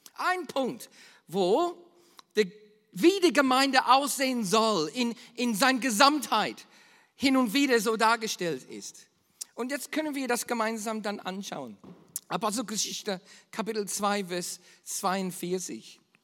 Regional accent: Australia; bei uns in Australien

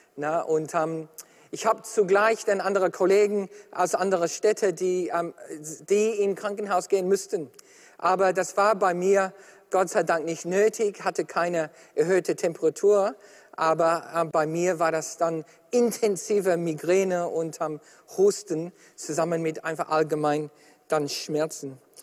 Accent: Australia; ich bin Australier

